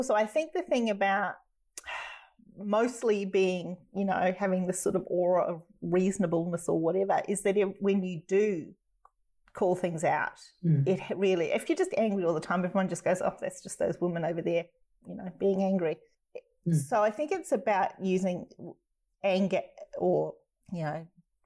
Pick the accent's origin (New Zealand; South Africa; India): New Zealand; now in Australia; I'm a New Zealander. I'm not Australian anyway, so I'm always an outsider here.